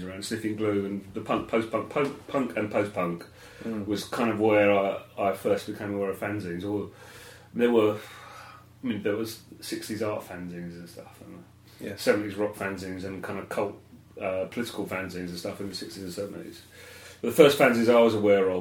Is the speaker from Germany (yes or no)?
no; South Benfleet, East of England, United Kingdom; From South Benfleet in Essex.